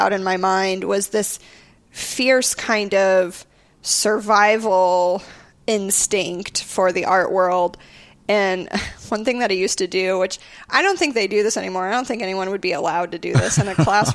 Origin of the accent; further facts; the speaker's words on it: Dripping Springs, Texas, United States; also born or lived in New York; now in Austin, United States; I grew up in Dripping Springs back when it was the middle of nowhere